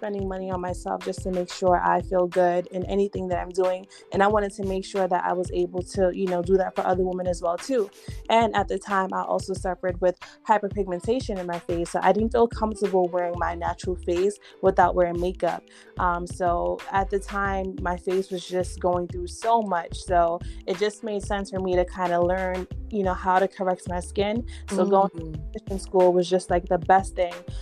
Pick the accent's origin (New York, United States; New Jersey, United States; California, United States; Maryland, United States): New York, United States; New York City; I am a Bronx girl born and raised in New York here